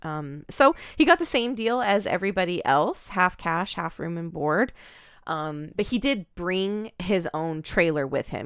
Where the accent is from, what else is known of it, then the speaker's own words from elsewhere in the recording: Oregon, United States; I'm from Oregon